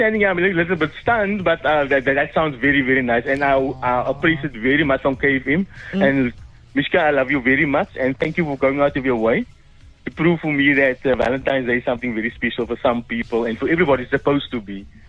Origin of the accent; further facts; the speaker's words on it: Cape Town, Western Cape, South Africa; we're from Cape Town.